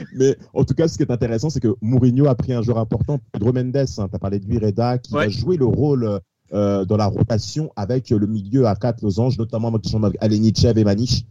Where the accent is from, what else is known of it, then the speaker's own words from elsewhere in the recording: France; Nous sommes français